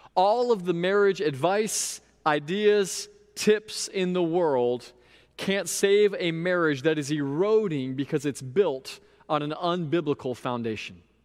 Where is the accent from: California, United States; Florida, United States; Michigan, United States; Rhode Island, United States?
Florida, United States; Sebring; also born or lived in Indiana; my hometown of Sebring, Florida